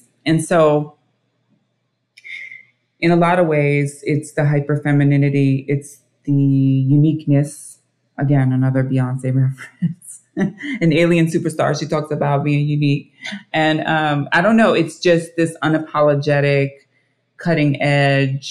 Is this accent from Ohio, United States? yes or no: yes; Dayton, Ohio, United States; moved away as an adult; also born or lived in Kentucky / New York City; I was born in Kentucky, raised in Dayton, Ohio. Moved out when I was 18